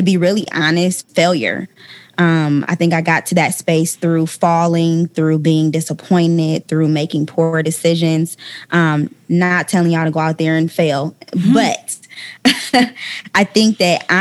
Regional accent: Ohio, United States; moved away as an adult; now in Atlanta, United States; when I moved from my hometown of Ohio

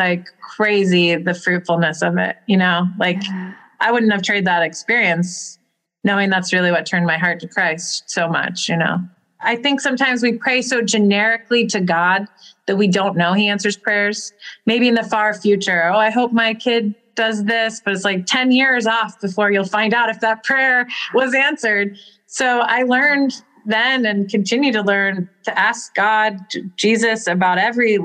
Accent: Arlington Diocese, Virginia, United States; I grew up in the Arlington Diocese

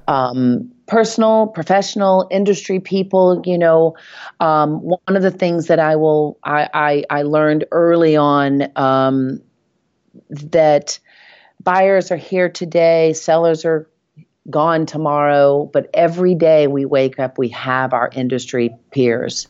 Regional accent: Nashville, Tennessee, United States; accent: Southern; moved away as an adult; now in New York, United States; I moved to New York from Nashville, Tennessee.

